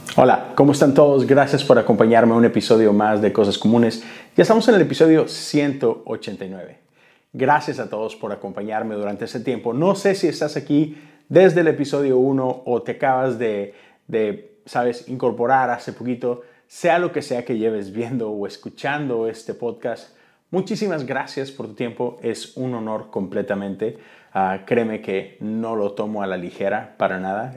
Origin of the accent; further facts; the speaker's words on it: Monterrey, Nuevo León, Mexico; Yo soy de Monterrey